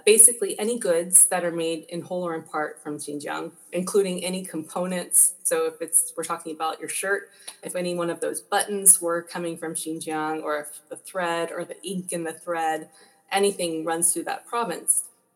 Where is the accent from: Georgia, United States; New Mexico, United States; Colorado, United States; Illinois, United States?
Georgia, United States; moved away as an adult; also born or lived in China / New York / Hong Kong; I'm from Georgia originally. I went to University of Georgia for undergrad